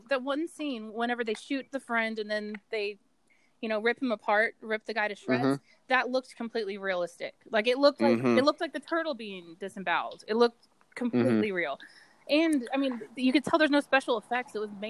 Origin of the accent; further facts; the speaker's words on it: Texas, United States; I'm from Texas